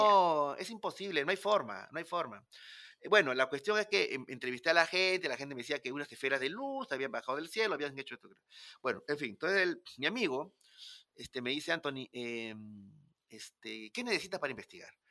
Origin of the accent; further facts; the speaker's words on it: Peru; un peruano solo, nadie me conocía ahí, no estaba en mi país